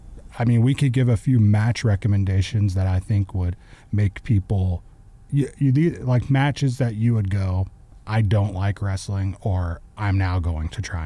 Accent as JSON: {"language": "English", "town": "Hamilton", "country": "United States", "tie": "born or raised there", "said": "I actually went to a wrestling show in my hometown of Hamilton."}